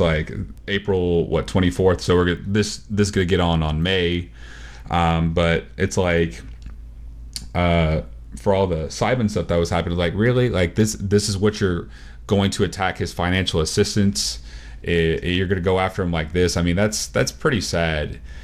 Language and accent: English; Texas, United States